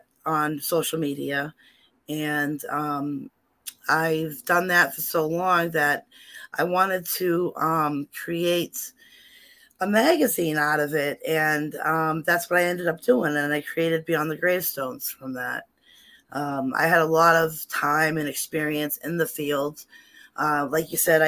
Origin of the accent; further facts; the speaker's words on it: Salem, Massachusetts, United States; I grew up in Salem, and living in those old houses